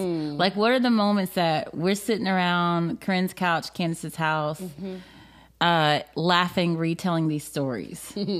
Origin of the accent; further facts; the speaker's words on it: the South, United States; I'm from the South.